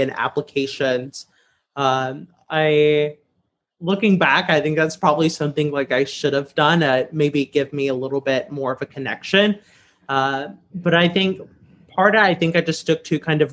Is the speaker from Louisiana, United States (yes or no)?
yes; Southwest Louisiana, United States; I grew up in Louisiana's public schools in Southwest Louisiana